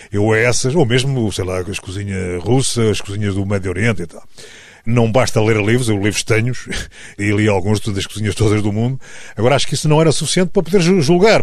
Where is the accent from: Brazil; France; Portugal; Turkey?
Portugal; Tomar, Centro; a minha terra natal é Tomar